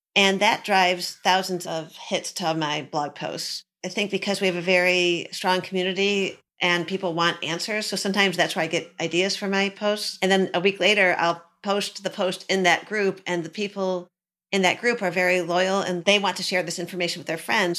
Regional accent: Michigan, United States; I'm from Michigan

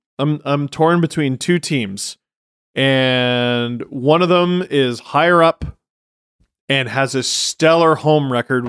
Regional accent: Scarborough, Ontario, Canada

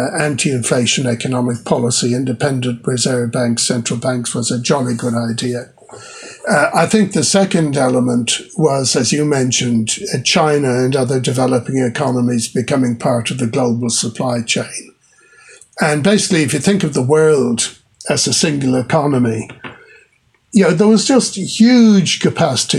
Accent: Ireland; moved away as an adult; now in New Zealand; Where I grew up in Ireland

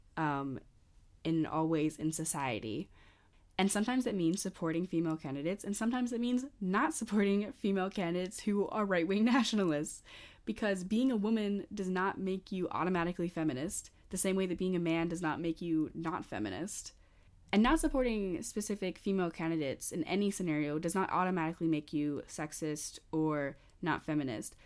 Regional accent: United States; I'm an American college student.

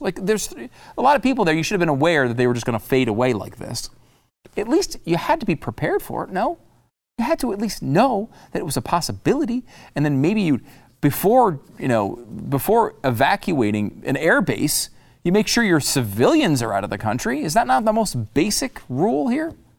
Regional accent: United States; as an American

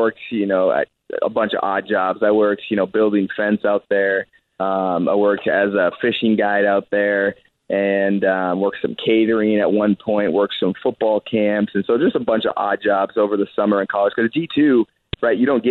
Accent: Colorado, United States; I'm from Colorado

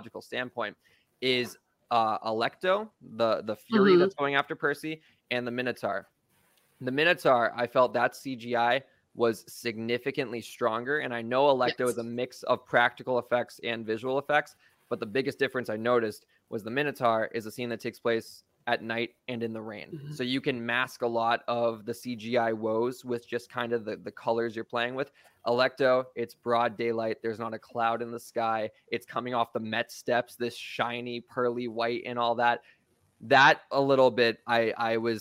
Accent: Boston, Massachusetts, United States; in Boston, which was really cool to be in my hometown

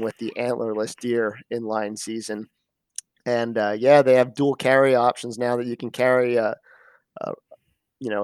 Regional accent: Schuylkill County, Pennsylvania, United States; also born or lived in Annville, Pennsylvania; I grew up in Schuylkill County on a family farm of over 100 acres. Grew up hunting, fishing, doing it all, everything Pennsylvania.

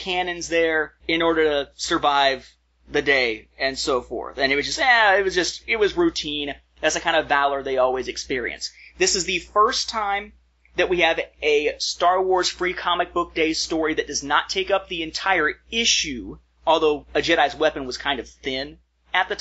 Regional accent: United States; we're American fans

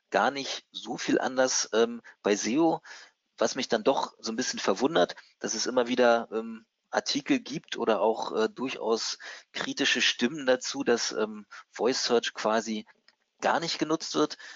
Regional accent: Hamburg, Germany; ich als Hamburger ähm, habe vielleicht einen etwas anderen Akzent und verwende andere Worte als andere Leute.

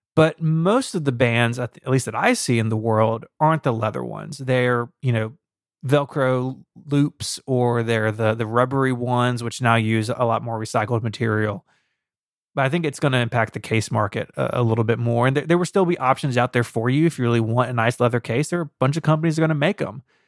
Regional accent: Memphis, Tennessee, United States; Saint Jude does happen to be in my hometown

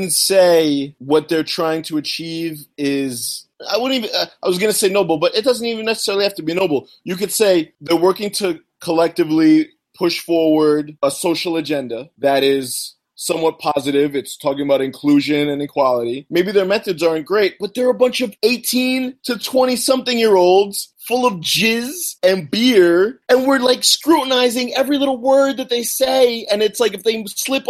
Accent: United States; I'm an American

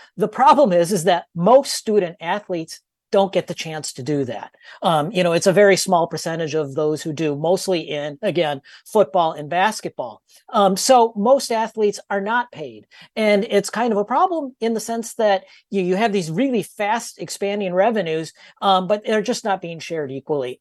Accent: Minnesota, United States; I'm from Minnesota

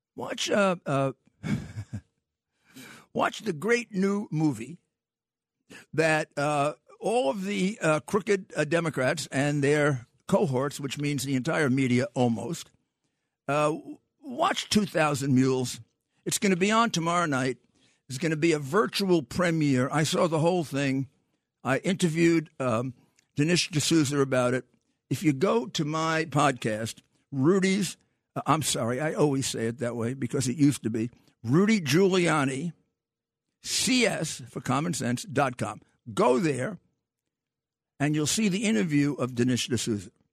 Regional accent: New York, United States; I grew up in New York

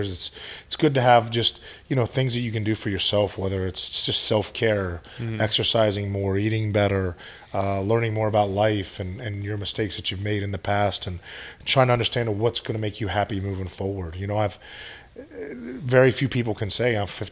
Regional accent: Pennsylvania, United States; moved away as an adult; where we grew up in Pennsylvania is such a different area

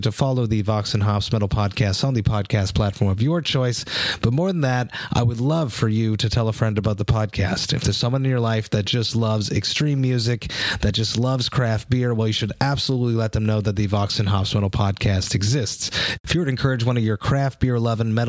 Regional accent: Montreal, Quebec, Canada; I am from Montreal

